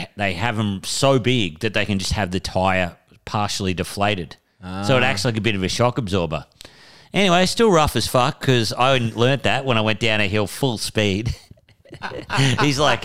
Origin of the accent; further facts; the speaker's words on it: Moree, New South Wales, Australia; I said, you know, Moree